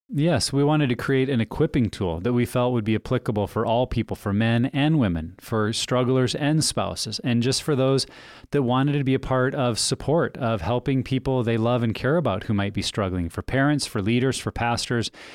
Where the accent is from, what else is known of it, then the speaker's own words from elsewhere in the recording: United States; moved away; I grew up in Wyoming, Montana